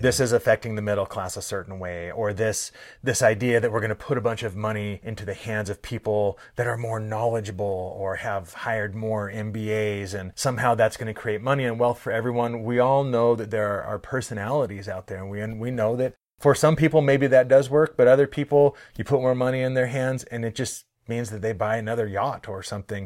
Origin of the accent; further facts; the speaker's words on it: Bellingham, Washington, United States; moved away as an adult; also born or lived in St. Mary's Indian Reserve; I grew up in Bellingham, Washington, where I knew I was not a coastal native person